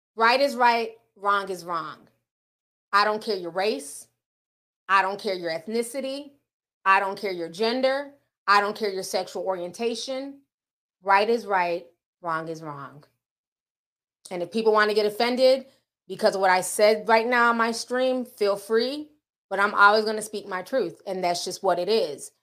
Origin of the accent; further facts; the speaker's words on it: Midwest, United States; I grew up in the Midwest, so, you know, we're near Tornado Alley